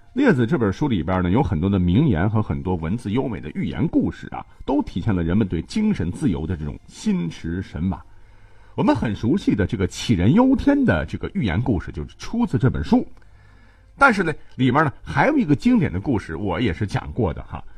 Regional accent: China; 咱们中国人

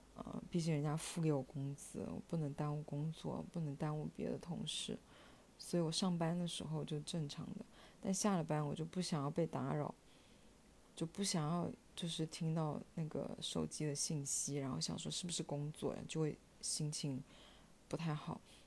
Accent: Shenzhen, Guangdong, China; 他跟我一样都是在深圳长大的，基本上朋友都在深圳

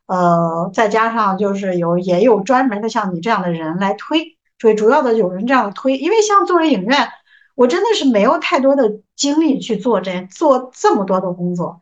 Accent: Jinan, Shandong, China; 我们是，济南人，济南是，就是嗯。总体来说是比较包容、宽容的

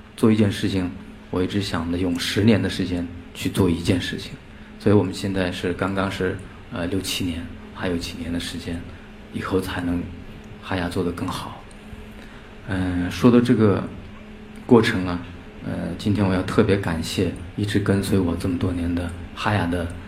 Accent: Inner Mongolia grasslands, China; 我从小就是来自一个边缘地区，内蒙古草原

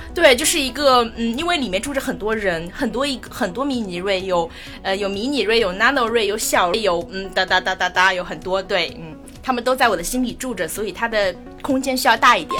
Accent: Shanghai, China; moved away as an adult; now in Palau; 我其实是上海人，从小，这个城市我生长出，呃，出生， 长大，然后我连读大学都没有离开过这个城市

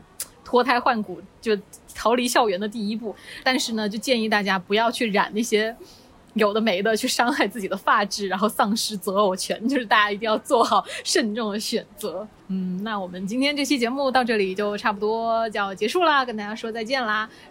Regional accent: Guangdong, China; 尤其是现在广州进入决赛圈，就是大家听到我们是广东来的，他还是很害怕，你知道吗？

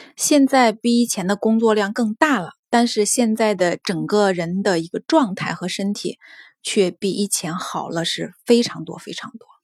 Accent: Henan, China; 我是河南那边的

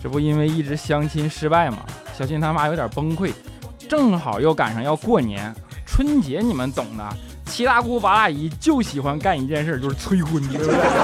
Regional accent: Northeast China, China; now in Shanghai, China; 作为一个东北人啊

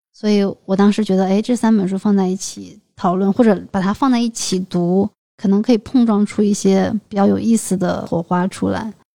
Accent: China; 在我们中国人的这个习俗里面，结婚就是成家，买房啊，好像是一件必须要完成的事情

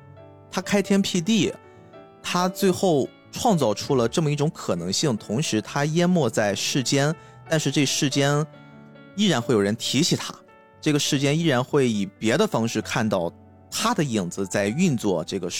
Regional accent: China; 而且是我们中国人自己做的，就是那种心情

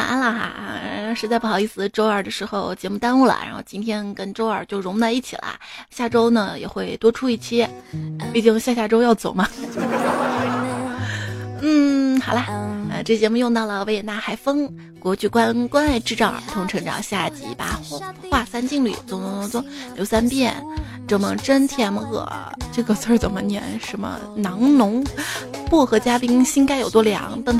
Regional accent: China; 我们中国人玩的是乒乓球，没进世界杯也很正常。

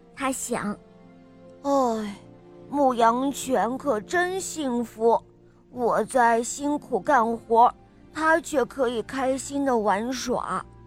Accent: Shijiazhuang, Hebei, China; 我来自世家庄

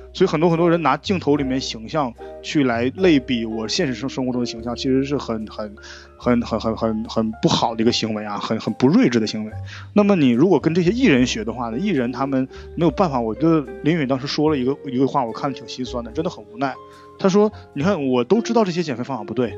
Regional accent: Northeast China, China; 就我们现在东北这边，女孩子还是很有地位的

